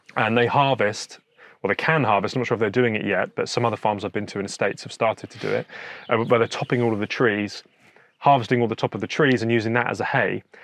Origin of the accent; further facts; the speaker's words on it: Hampshire, South East England, United Kingdom; also born or lived in New Forest / Surrey; I'm originally from Hampshire. Grew up around there, lived in the New Forest for a bit.